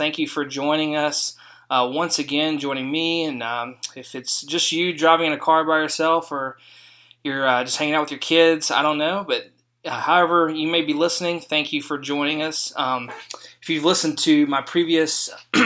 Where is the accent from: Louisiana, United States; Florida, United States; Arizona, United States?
Louisiana, United States; now in Fort Worth, United States; I'm from Louisiana. We're both here in Fort Worth.